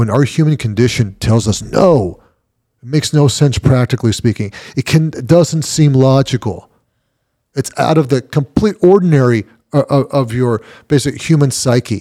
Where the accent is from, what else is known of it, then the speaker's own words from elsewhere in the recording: California, United States; English is a second language; moved away as an adult; I'm a kid from Cali. I'm a kid from the border